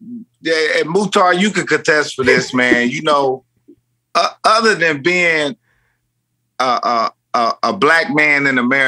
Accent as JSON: {"language": "English", "region": "Indiana", "country": "United States", "tie": "born or raised there", "moved": "as an adult", "lives_now": "Los Angeles, United States", "said": "I'm in Indiana right now"}